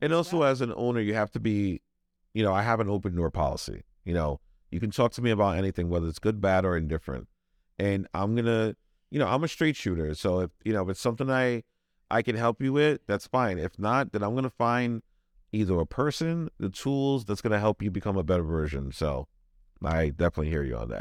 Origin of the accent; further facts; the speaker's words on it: New York City, New York, United States; now in Rhode Island, United States; I'm originally from Brooklyn, New York, so a lot of my family's in New York.